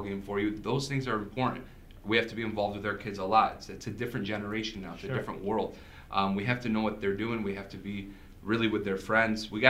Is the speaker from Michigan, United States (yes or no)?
yes; West Bloomfield, Michigan, United States; first language Arabic; English is a second language; also born or lived in Southfield, Michigan; We moved from Southfield to West Bloomfield